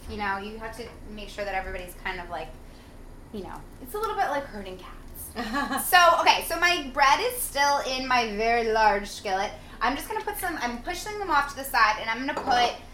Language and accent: English; New Jersey, United States; I grew up in New Jersey.